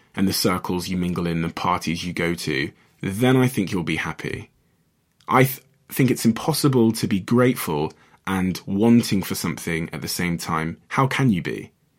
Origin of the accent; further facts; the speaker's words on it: Botswana; I was born in Botswana, just near South Africa.